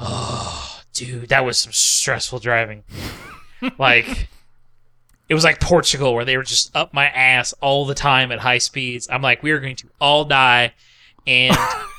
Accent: Ohio, United States

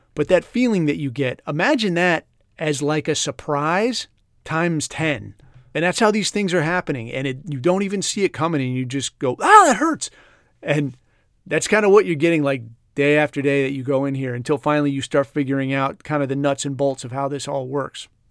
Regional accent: California, United States; moved away; I grew up in California

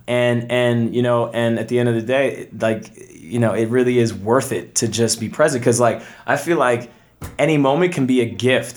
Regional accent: Toronto, Ontario, Canada; moved away as an adult; from Canada originally, I was born in Toronto

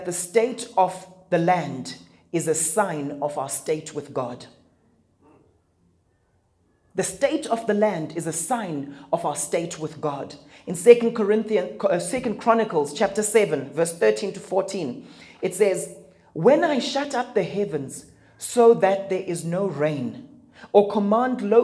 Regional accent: Zimbabwe; I come from Zimbabwe

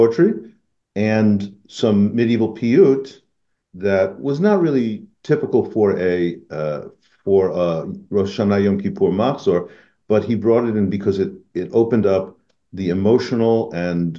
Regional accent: Des Moines, Iowa, United States; moved away; My mom's in Iowa, and I was born in Des Moines

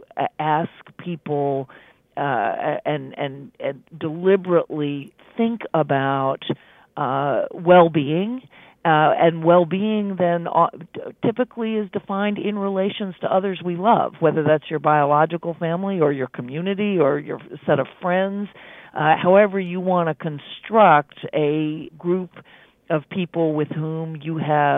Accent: Charlottesville, Virginia, United States; I grew up in Charlottesville, home of Thomas Jefferson

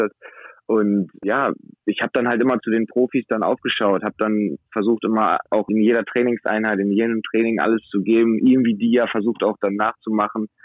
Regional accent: Wilhelmshaven, Lower Saxony, Germany; also ja, ich komme aus Wilhelmshaven, das ist meine Heimatstadt.

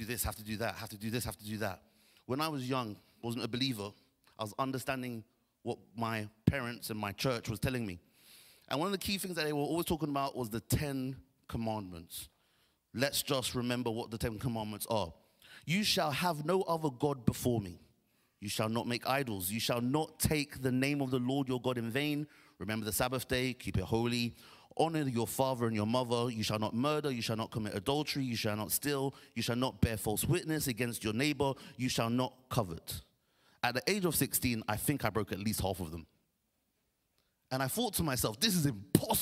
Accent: Nigeria; I'm Nigerian

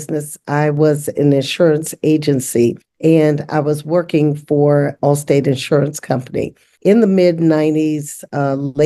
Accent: West Virginia, United States; moved away as an adult; now in Columbus, United States; I grew up in segregation in West Virginia

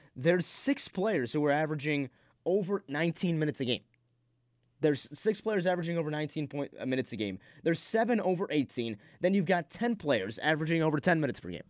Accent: Rochester, New York, United States; I'm from Rochester

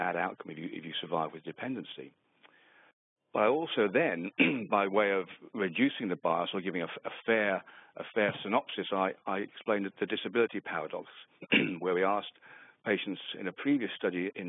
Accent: England, United Kingdom; moved away as an adult; also born or lived in Western Australia; now in Australia; I'm from England initially. Moved out to Australia about 15 years ago

